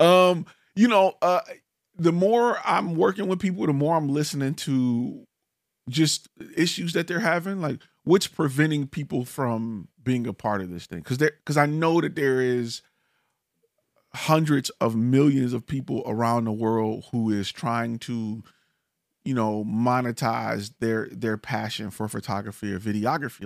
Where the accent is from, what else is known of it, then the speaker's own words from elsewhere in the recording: Detroit, Michigan, United States; now in Dallas, United States; I'm originally from Detroit